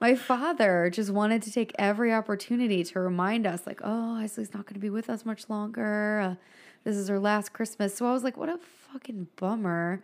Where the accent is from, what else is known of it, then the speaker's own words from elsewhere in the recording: Philadelphia, Pennsylvania, United States; moved away; I'm from Philly